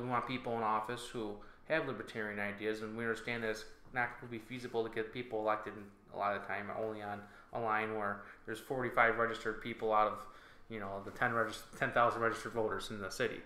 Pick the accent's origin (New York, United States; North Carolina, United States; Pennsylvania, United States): New York, United States; North Tonawanda; I grew up here, and I had a, I had a great time growing up in North Tonawanda